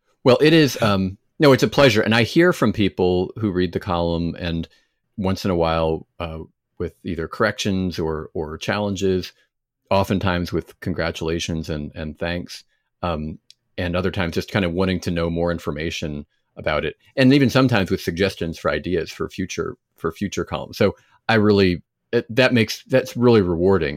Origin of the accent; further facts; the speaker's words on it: United States; as an American